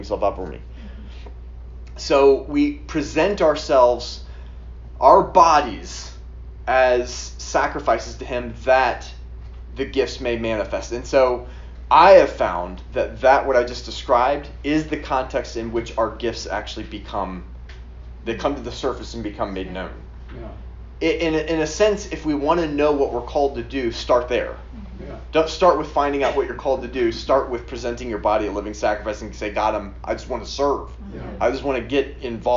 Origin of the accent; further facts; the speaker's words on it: Atlanta, Georgia, United States; I grew up in Atlanta too